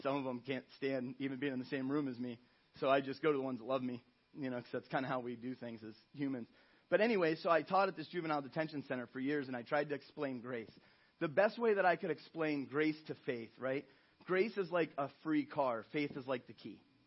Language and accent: English; Ohio, United States; moved away as an adult; I'm from Ohio, from the Midwest.